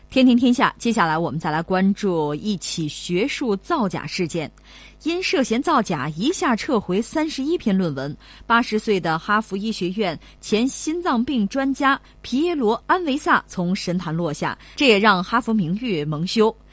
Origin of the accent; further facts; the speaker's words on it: China; 我们中国人